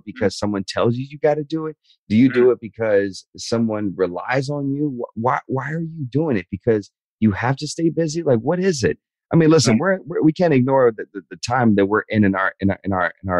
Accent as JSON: {"language": "English", "region": "the South", "country": "United States", "tie": "born or raised there", "said": "growing up in the South"}